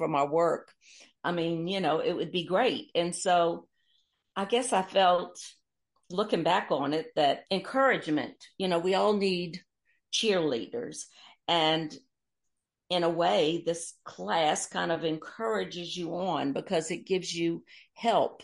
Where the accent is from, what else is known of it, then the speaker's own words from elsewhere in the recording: Mobile, Alabama, United States; moved away; also born or lived in New Orleans, Louisiana; I was born here in Mobile, Alabama, and my father was the British Vice Consul